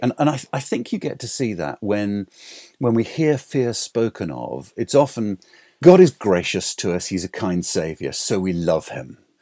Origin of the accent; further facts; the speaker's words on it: England, United Kingdom; I'm English.